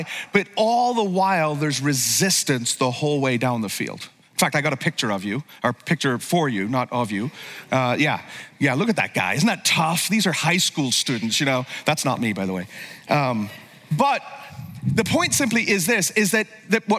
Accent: Belfast, Northern Ireland, United Kingdom; moved away as an adult; now in United States; I grew up in Ireland

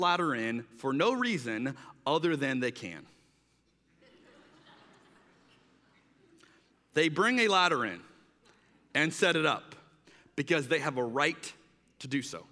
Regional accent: United States; as an American

